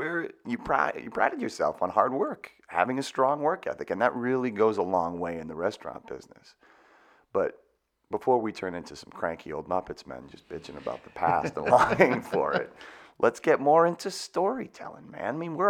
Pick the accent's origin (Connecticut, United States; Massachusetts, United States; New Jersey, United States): Massachusetts, United States; Boston; I'm from the Boston area.